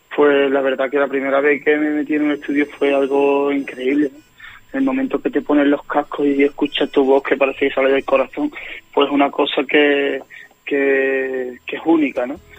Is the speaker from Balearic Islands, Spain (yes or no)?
no; Guillena, Andalusia, Spain; aquí en, Guillena, un pueblecito de Sevilla de donde soy